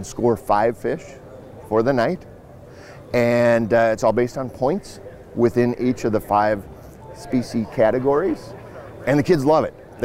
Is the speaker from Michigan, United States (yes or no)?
no; Fargo, North Dakota, United States; my hometown in Fargo, in West Fargo